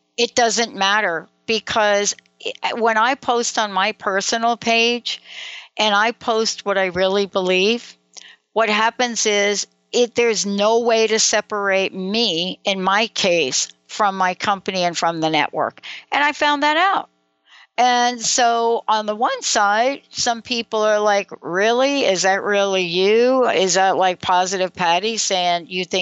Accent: New York, United States; now in Pacific Northwest, United States; I'm from New York

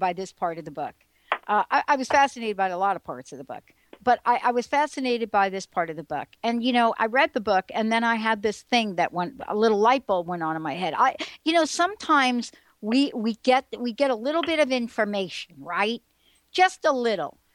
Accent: New York City, New York, United States; I'm a girl from the Bronx. I grew up in the projects

